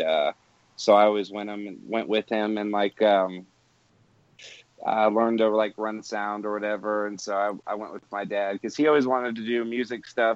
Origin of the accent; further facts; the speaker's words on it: Canton, Georgia, United States; also born or lived in Dallas, Texas; we moved to Georgia, to Atlanta, a little town called Canton, when I was probably like 9 or 10 years old